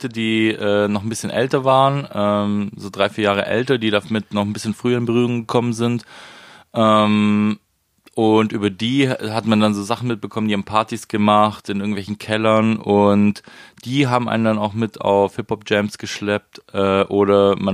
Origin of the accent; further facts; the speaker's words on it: Biberach an der Riss, Baden-Württemberg, Germany; Das ist äh, zwischen Ulm und Ravensburg, Richtung Bodensee, schön Oberschwaben. Ähm, es war schön da au